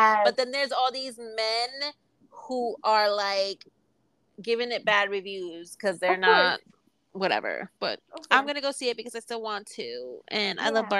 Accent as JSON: {"language": "English", "town": "New York City", "region": "New York", "country": "United States"}